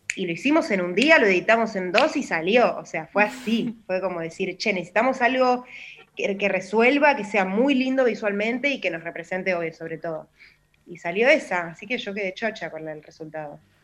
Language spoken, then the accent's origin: Spanish; Buenos Aires, Argentina; yo que soy recontra porteña